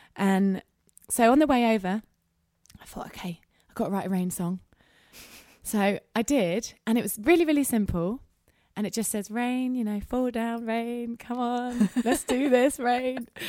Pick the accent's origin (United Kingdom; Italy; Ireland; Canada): United Kingdom; England; I'm English